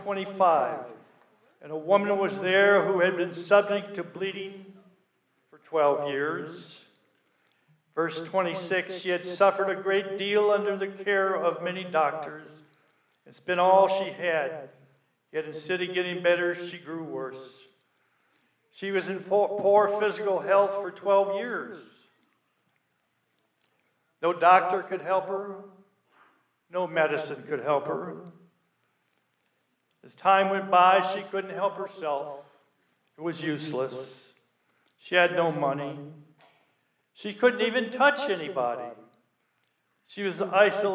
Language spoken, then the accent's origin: English; Illinois, United States; I was born in Illinois